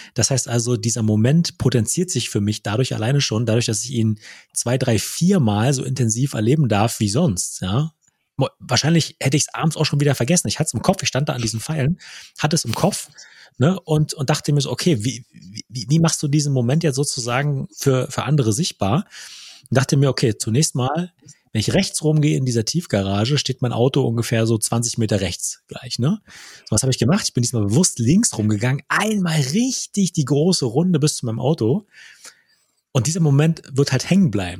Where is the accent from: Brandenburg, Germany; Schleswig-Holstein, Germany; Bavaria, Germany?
Brandenburg, Germany; Wittstock; moved away; in Wittstock, meiner alten Heimatstadt